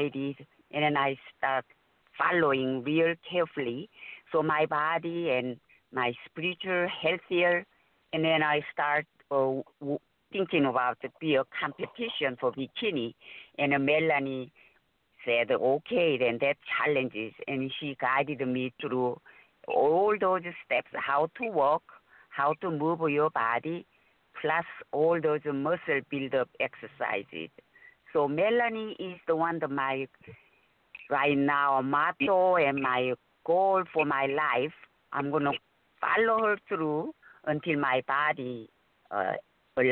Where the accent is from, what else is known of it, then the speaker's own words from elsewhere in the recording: Seoul, South Korea; moved away; I'm from Seoul, South Korea